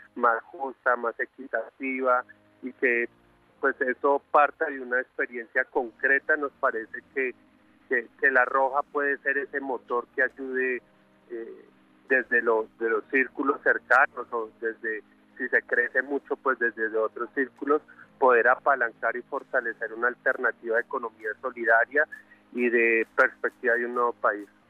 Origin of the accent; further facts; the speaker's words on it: Colombia; los colombianos